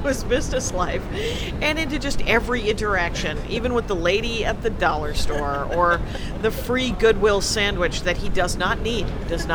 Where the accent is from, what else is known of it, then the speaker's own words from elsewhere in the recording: South Milwaukee, Wisconsin, United States; I'm from a little factory town outside of Milwaukee, and between Milwaukee and Racine, it is called South Milwaukee